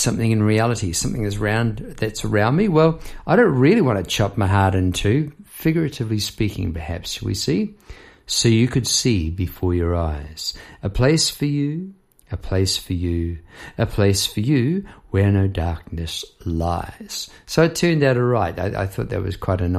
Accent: Palmerston North, Manawatū-Whanganui, New Zealand; Palmerston North, my hometown

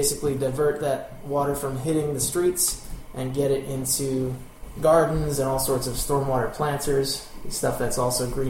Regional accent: Philadelphia, Pennsylvania, United States; As a kid, I grew up in Olney, or Olney as it's properly pronounced by locals

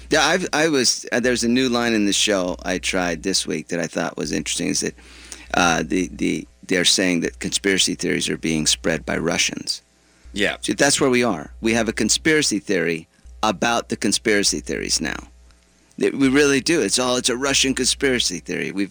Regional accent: Yemen; I'm from Yemen.

